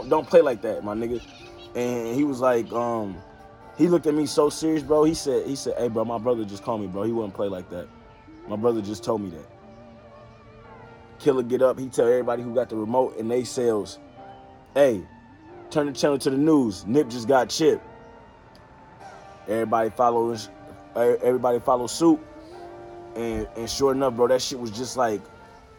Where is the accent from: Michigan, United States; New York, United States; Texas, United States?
Michigan, United States; Detroit; moved away; also born or lived in Glendale, California; I'm from Detroit